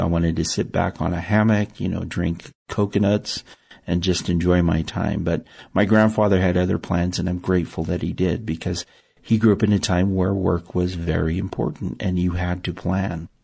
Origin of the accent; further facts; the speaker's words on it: Salt Lake City, Utah, United States; also born or lived in Tonga; I grew up in Salt Lake City, Utah, which is desert